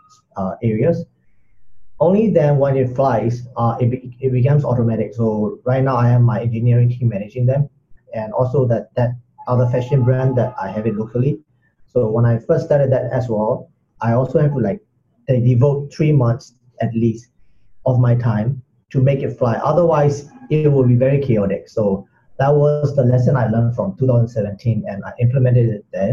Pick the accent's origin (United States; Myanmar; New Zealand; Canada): Myanmar; moved away as an adult; also born or lived in Singapore / Sydney, Australia; I'm originally from Myanmar, and I've been living in Singapore for quite some time.